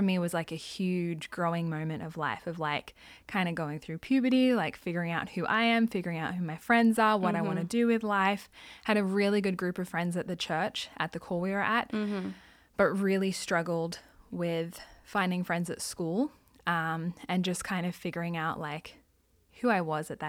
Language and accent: English; Sydney, New South Wales, Australia; Well, I'm Australian, so I grew up in Australia. Yes. I was born in Sydney, which everybody knows Sydney, Opera House, Harbour Ridge. So I actually grew up in the suburbs, in the eastern suburbs